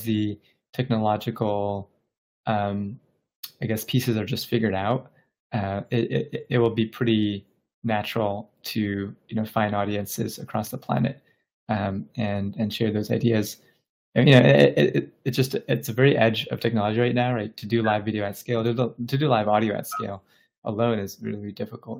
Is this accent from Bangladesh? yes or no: yes; Bangladesh; I was born in Bangladesh